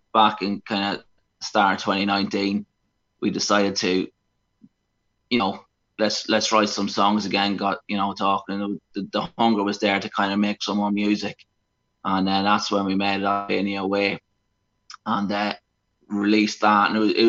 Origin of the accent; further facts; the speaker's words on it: Cavan, Ulster, Ireland; We come from a place called Cavan in Ireland